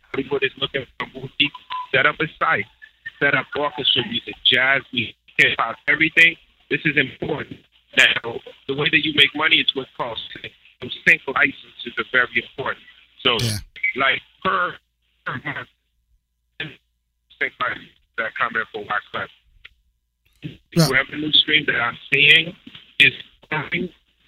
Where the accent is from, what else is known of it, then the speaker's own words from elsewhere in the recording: Haiti; Of course. I'm from Haiti.